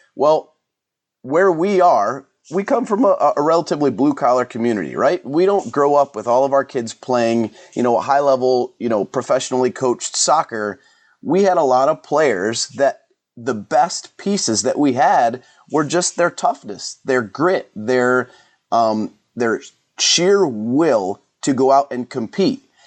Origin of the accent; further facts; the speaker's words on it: Elyria, Ohio, United States; also born or lived in Lorain, Ohio; I grew up over in Elyria and Lorraine area